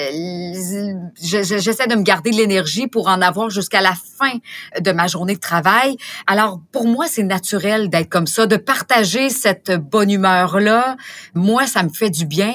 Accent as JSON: {"language": "French", "area": "Beauce", "region": "Quebec", "country": "Canada", "tie": "born or raised there", "said": "je suis native de la Beauce"}